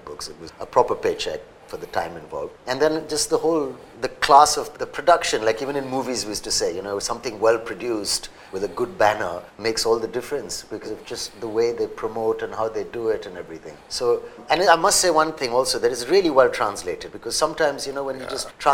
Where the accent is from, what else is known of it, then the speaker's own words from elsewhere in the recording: Mumbai, Maharashtra, India; growing up in Bombay back in the day